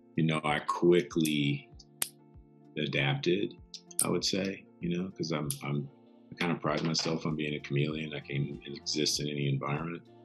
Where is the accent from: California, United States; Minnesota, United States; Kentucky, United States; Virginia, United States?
Kentucky, United States; Louisville; I'm from Louisville, Kentucky. So I grew up in a small town